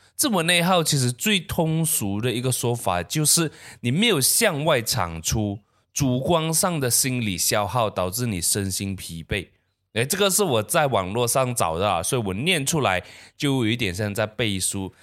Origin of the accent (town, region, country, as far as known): Malaysia